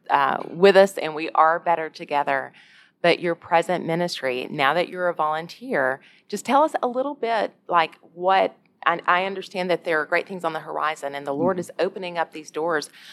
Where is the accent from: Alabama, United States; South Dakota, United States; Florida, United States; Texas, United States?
Alabama, United States; I'm from Alabama